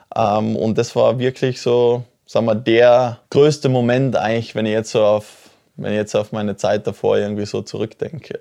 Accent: Oberpeischlach, Tyrol, Austria; ich komme aus dem Ort Oberpeischlach, ne? das ist wirklich ganz, ganz ein kleines Dorf

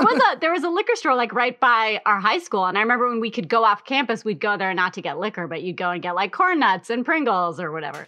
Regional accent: Wayland, Massachusetts, United States; I grew up in Wayland, Massachusetts, which was, like, a white suburb

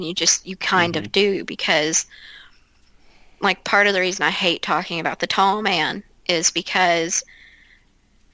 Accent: Ashland, Kentucky, United States; I grew up outside of Ashland

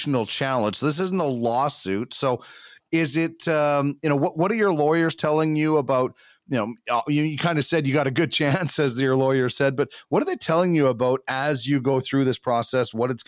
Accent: Brandon, Manitoba, Canada; moved away; also born or lived in Winnipeg; I grew up in Brandon.

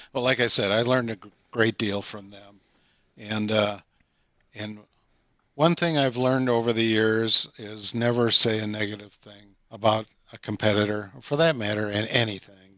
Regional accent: Sauk City, Wisconsin, United States; my hometown of Sauk City and Prairie du Sac

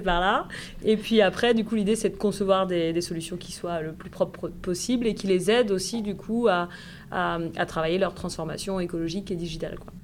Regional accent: Puisaye, Burgundy, Bourgogne-Franche-Comté, France; moved away as an adult; also born or lived in Dijon / Bordeaux; now in Nantes, France; j'ai grandi en effet dans un petit village de Puisée

